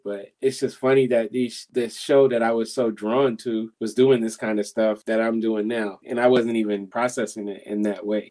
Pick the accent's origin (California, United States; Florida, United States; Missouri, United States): Missouri, United States; I'm from Missouri. I live there and my family's from there